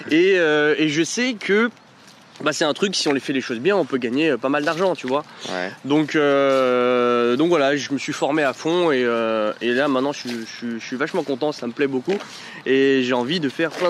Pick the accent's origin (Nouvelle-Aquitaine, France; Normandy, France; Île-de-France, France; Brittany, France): Île-de-France, France; Paris; now in Lyon, France; 27 ans, j'habite à Lyon, mais je suis originaire de Paris.